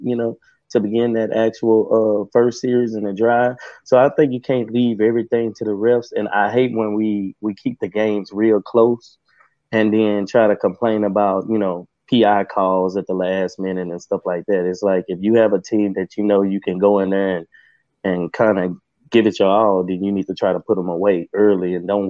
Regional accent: Texas, United States; I am from Texas, so sometimes my accent comes through like teeter off of Yellowstone.

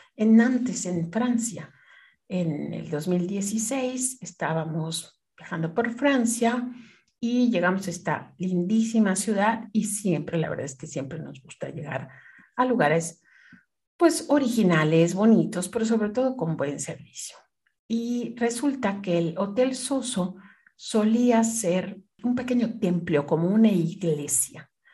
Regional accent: Mexico; moved away as an adult; also born or lived in Canada; siendo mexicana

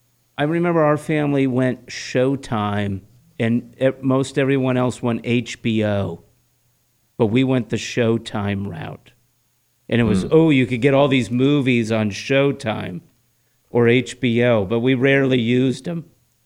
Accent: Southern California, United States; growing up in Southern California

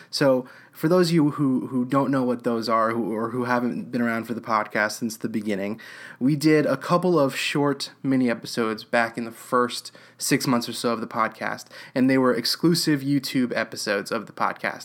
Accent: Houston, Texas, United States; also born or lived in Bay Area, California; now in Austin, United States; I grew up in Houston, Texas

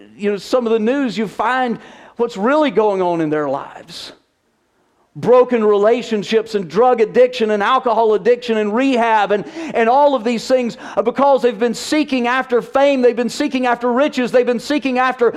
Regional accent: the South, United States; moved away as an adult; now in California, United States; growing up in the South

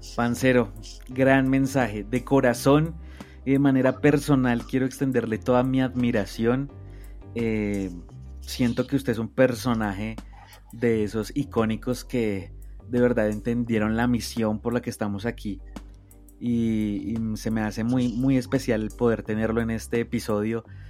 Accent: Colombia; como colombiano

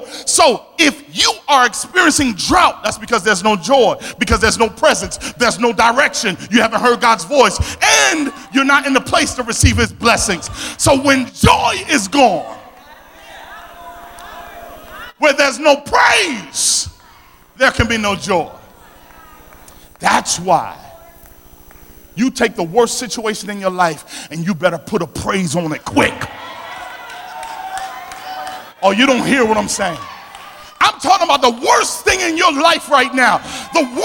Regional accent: Philadelphia, Pennsylvania, United States; accent: South Philly; my South Philly accent

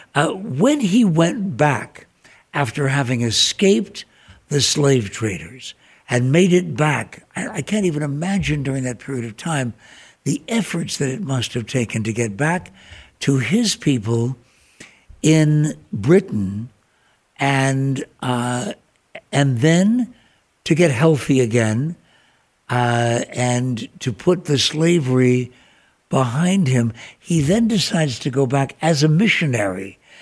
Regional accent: Ireland; now in Phoenix, United States; as an Irishman

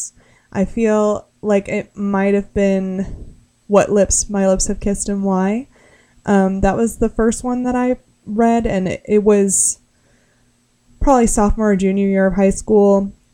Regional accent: West Palm Beach, Florida, United States; where I grew up in West Palm Beach

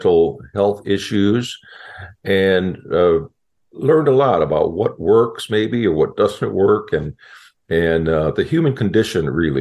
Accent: Chicago, Illinois, United States; moved away; also born or lived in Southern California; I grew up in Chicago and kind of a tough neighborhood

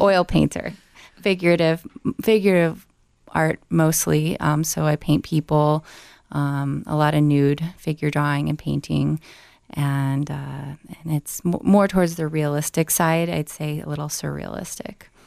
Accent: Glenwood Springs, Colorado, United States; now in Denver, United States; I'm originally from Glenwood Springs, Colorado

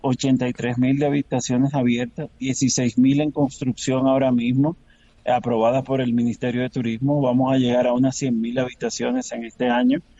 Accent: Dominican Republic

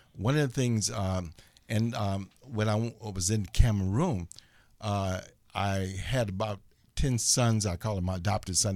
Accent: Chicago, Illinois, United States; moved away as an adult; now in Los Angeles, United States; I'm from Chicago, and I was twenty-one

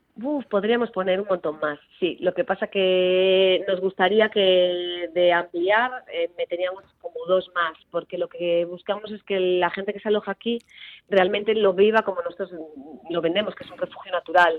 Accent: Sarria, Galicia, Spain; yo soy de Sarria

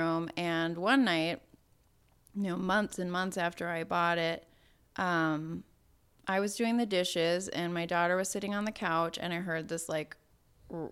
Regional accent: South Dakota, United States; I grew up in South Dakota.

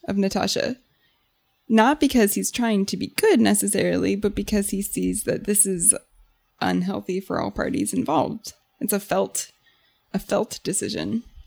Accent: United States; as an American

